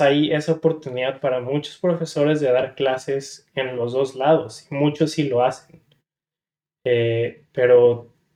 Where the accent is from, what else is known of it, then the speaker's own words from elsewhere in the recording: San Diego, California, United States; also born or lived in Guadalajara, Jalisco, Mexico; yo pues soy originario de Guadalajara, Jalisco. Eh, a la muy pequeña edad me vine a vivir para acá, para San Diego, con la esperanza de tener una mejor vida, mejores oportunidades y pues toda mi vida crecí aquí